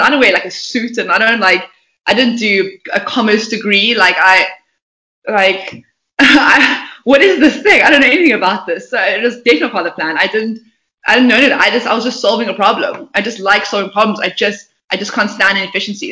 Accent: Port Elizabeth, Eastern Cape, South Africa; I was born um, in Port Elizabeth, not a very auspicious town.

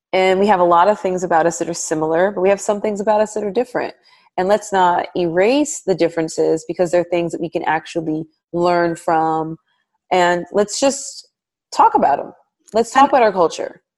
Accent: United States; I'm African American, I'm Black American

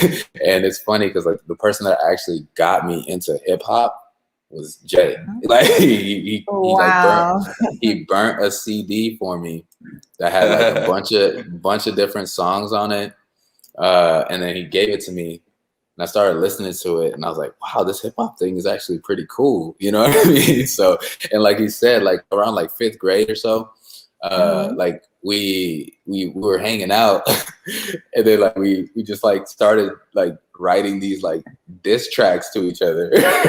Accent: Zimbabwe; Me personally, I'm from Zimbabwe, which is

